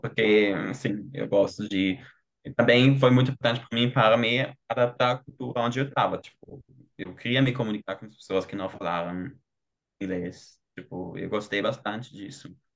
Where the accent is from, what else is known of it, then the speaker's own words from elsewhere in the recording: Germany; Portuguese is a second language; eu sou alemão